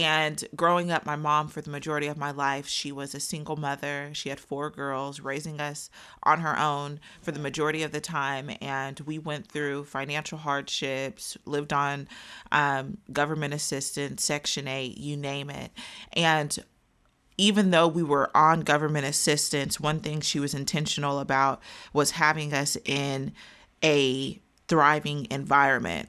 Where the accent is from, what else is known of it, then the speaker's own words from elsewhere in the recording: Wichita, Kansas, United States; I am from Wichita, Kansas.